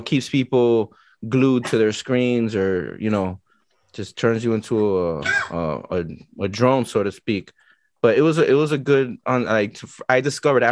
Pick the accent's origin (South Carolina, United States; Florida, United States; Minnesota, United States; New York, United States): Florida, United States; Miami; I was born and raised in Miami